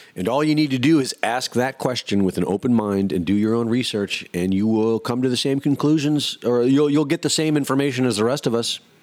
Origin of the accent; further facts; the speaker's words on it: Cleveland, Ohio, United States; moved away; also born or lived in Jersey City; I grew up in Cleveland